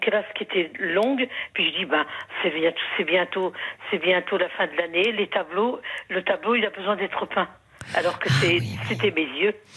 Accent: Lorraine, Grand Est, France; moved away; also born or lived in Limoges; je suis originaire de la Lorraine.

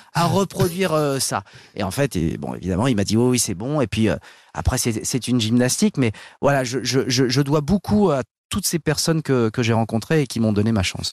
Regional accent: Paris, Île-de-France, France; je suis né dans le 16e, j'ai grandi dans le 16e, je me suis réinstallé dans le 16e

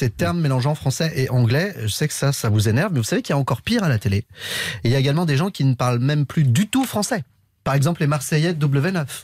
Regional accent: Romania; Parce que je suis roumain.

